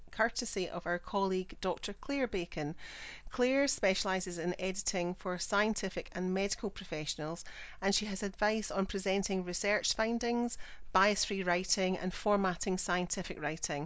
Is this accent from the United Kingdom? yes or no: yes; Scotland, United Kingdom; I'm the Scottish one